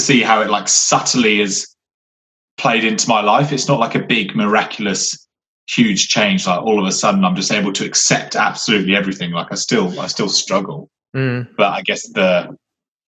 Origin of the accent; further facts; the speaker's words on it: Somerset, South West England, United Kingdom; moved away; living in nature, you know, where we grew up in Somerset.